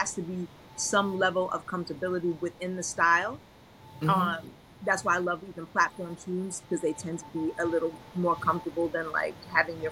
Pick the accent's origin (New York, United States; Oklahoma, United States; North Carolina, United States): New York, United States; New York City; also born or lived in Brooklyn / Long Island; I was born in Brooklyn. I grew up in Queens. As a young adult, we moved, young teenager, we moved to Long Island, and then I moved back to Brooklyn as a young adult